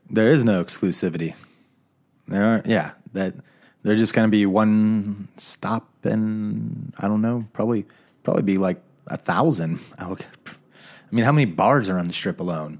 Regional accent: Phoenix, Arizona, United States; I grew up in Phoenix

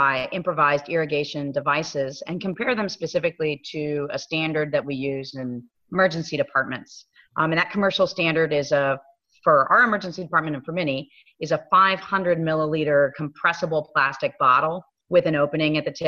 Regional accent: Fresno, California, United States; I am from Fresno, California, and I work at University of California, San Francisco Fresno program

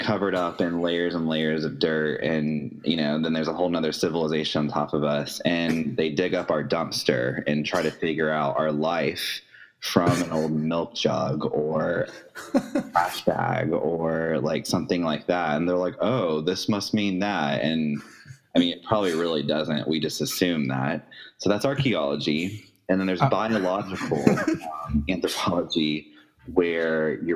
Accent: Jacksonville, Florida, United States; I'm from Jacksonville, Florida

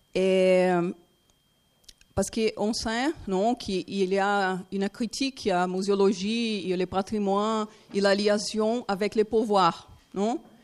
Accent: Brazil; French is a second language; je suis brésilienne

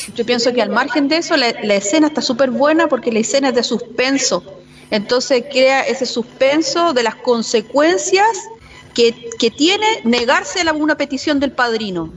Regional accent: Chile; nosotros como chilenos

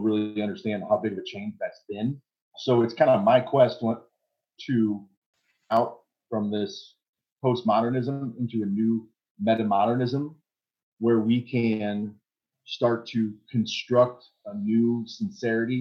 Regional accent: United States; I'm American

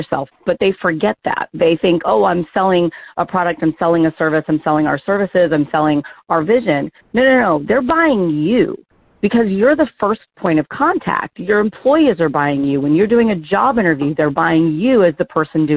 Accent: the South, United States; I'm originally from the South

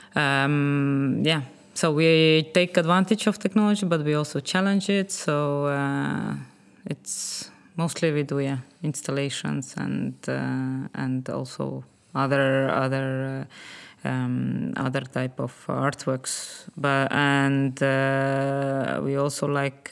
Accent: Estonia; I'm originally from uh, Estonia

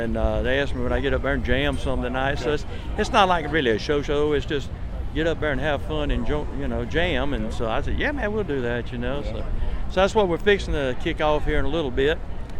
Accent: Ward, South Carolina, United States; Hee Haw salutes my hometown of Ward, South Carolina.

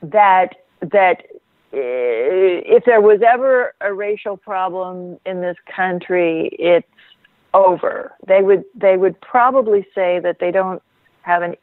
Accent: Stillwater, Oklahoma, United States; I grew up in Oklahoma, so I am familiar with the culture

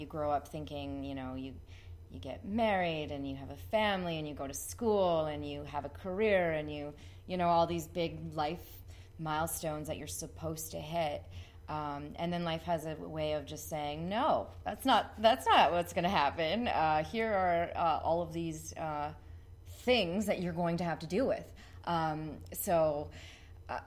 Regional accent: Ridgeway, Ontario, Canada; now in St. Catharines, Canada; growing up in Ridgeway

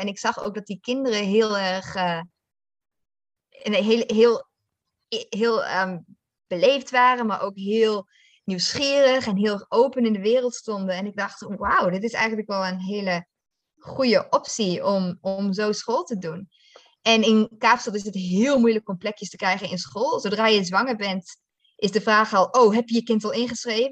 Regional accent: Netherlands; moved away as an adult; also born or lived in South Africa; now in Malawi; Ik ben vierendertig en opgegroeid in Nederland, maar op mijn achttiende ben gegaan naar Nederland.

